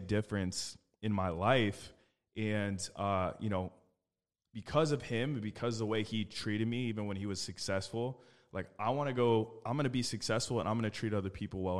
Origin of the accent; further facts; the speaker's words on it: Phoenix, Arizona, United States; I was born and raised in Phoenix, Arizona.